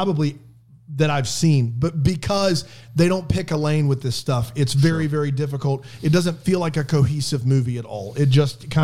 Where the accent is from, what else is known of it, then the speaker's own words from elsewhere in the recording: the South, United States; I'm offended as a Southerner and a basketball coach